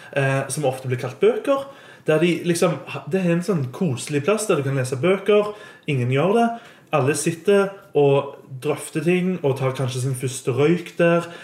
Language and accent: Norwegian; Stavanger, Rogaland, Norway; Jeg har vokst opp og gått på Hetland, som er en skole som ligger litt utenfor bykjernen